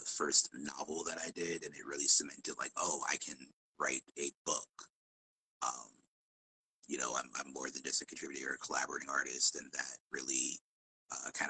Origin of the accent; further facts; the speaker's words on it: Chicago, Illinois, United States; I grew up in Chicago